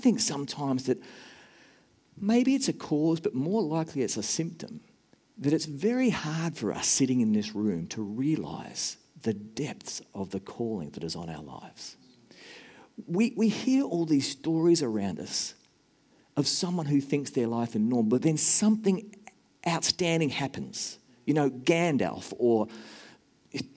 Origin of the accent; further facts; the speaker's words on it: Australia; moved away as an adult; also born or lived in Nashville, Tennessee, United States; now in New Zealand; I'm an Australian and an American who wants to be a New Zealander